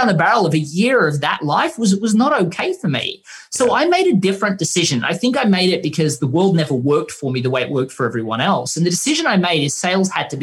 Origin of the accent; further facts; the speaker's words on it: Australia; we're from Australia